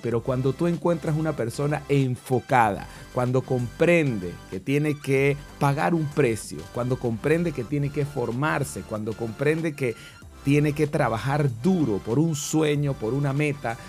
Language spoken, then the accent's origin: Spanish; Venezuela; now in Santiago, Chile; yo soy venezolano y vivimos en Santiago de Chile